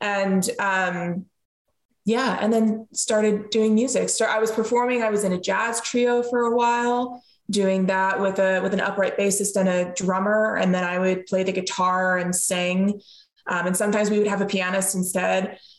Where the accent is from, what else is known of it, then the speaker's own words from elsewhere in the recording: Pennsylvania, United States; Because neither of my parents are from Pennsylvania.